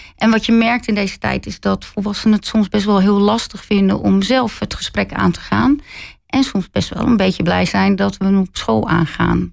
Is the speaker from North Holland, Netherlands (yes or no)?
no; Zevenhuizen, South Holland, Netherlands; also born or lived in Rotterdam; Ik kom zelf uit Zevenhuizen. En eh, ik heb wel een tijd ook in Rotterdam gewoond. Ben weer teruggegaan naar Zevenhuizen. Dus eh, ja, echt eh, heel dorps opgevoed.